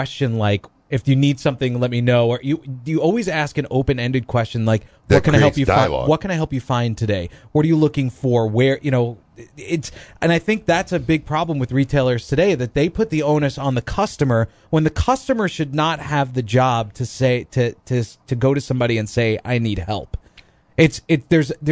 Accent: New York, United States; moved away; I find it so much different here than back home. In New York, nobody says good morning

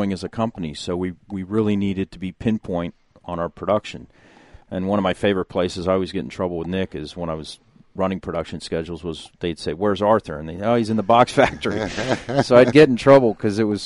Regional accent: Mexico; moved away; I speak fluent Spanish because I was born in Mexico

